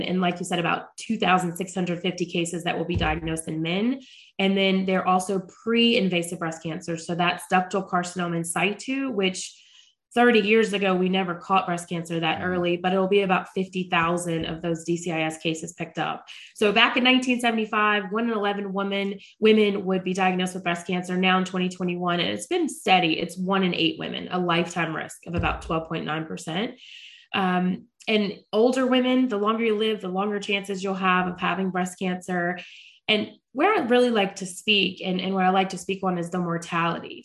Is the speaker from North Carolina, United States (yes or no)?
yes; Charlotte, North Carolina, United States; I am born and raised in Charlotte, North Carolina